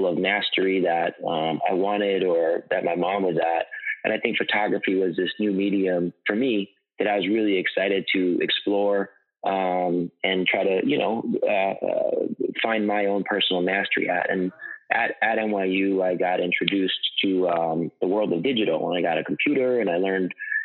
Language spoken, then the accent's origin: English; Southampton, New York, United States; I grew up on Eastern Long Island